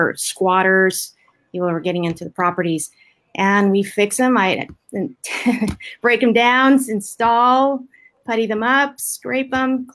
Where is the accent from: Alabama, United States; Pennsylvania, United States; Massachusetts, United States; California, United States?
California, United States; Maywood; I grew up in little city called Maywood near Southgate, Bell, that kind of little area out there